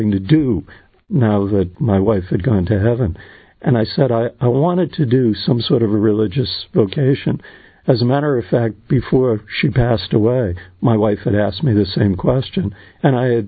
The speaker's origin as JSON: {"language": "English", "town": "Boston", "region": "Massachusetts", "country": "United States", "tie": "born or raised there", "said": "I grew up in the Boston area"}